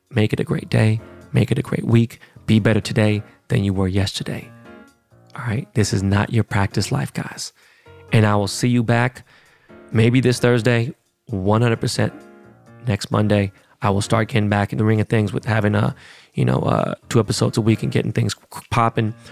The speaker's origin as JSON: {"language": "English", "town": "Seattle", "region": "Washington", "country": "United States", "tie": "born or raised there", "said": "I was born and raised in Seattle."}